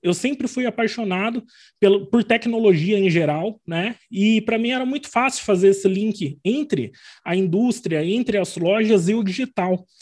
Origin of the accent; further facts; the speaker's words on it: Arapongas, Paraná, Brazil; also born or lived in São Bernardo do Campo; now in Londrina, Brazil; eu nasci em São Bernardo do Campo, mas vim para o Paraná bem pequenininho, então eu me considero muito mais paranaense